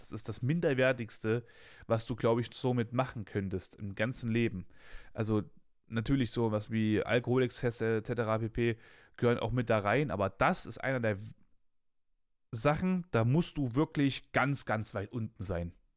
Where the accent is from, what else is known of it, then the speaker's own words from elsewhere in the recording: Weimar, Thuringia, Germany; ich komme aus, aus, aus Weimar West, ne? Das ist so bei uns damals halt das krasse Ghetto gewesen